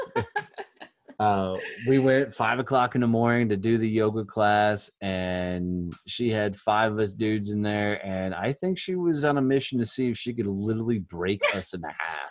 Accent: Texas, United States; I'm like the country boy from Texas

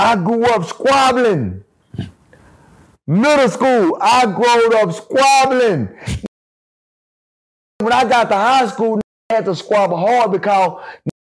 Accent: Dallas, Texas, United States; I'm from West Dallas

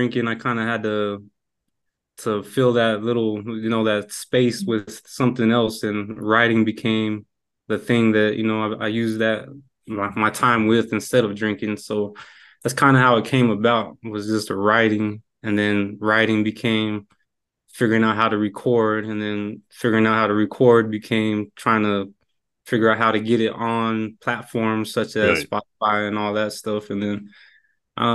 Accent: Alamogordo, New Mexico, United States; now in Albuquerque, United States; I'm originally from Alamogordo, New Mexico

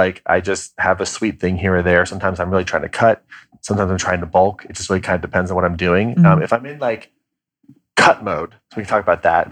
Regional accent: Kansas, United States; I'm from Kansas

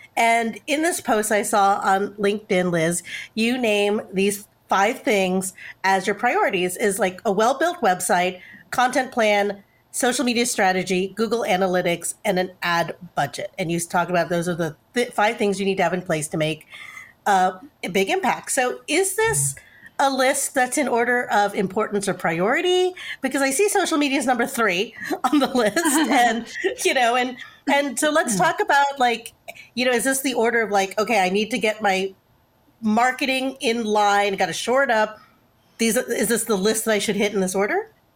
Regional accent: Texas, United States; we're from Texas

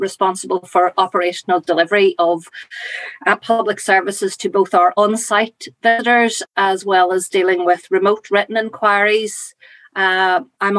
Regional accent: Inishowen Peninsula, County Donegal, Ulster, Ireland; born and brought up in the Inishowen Peninsula in County Donegal, very close to the border with the city of Derry, Londonderry

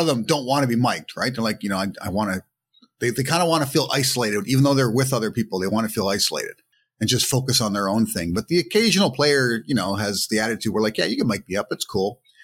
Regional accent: Toronto, Ontario, Canada; growing up in Toronto

